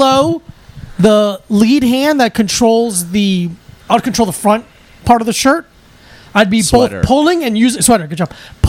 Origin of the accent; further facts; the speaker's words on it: New Jersey, United States; born there; I'm a Devils fan because I was born in New Jersey.